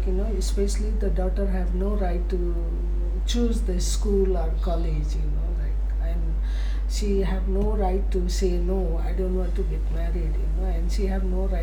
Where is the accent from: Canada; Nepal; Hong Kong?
Nepal; I'm not from Kathmandu, you know, I'm from the village